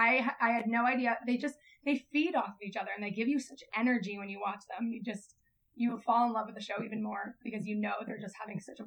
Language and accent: English; New England, United States; now in Vancouver, Canada; Yeah, now we hang out because we're both from New England area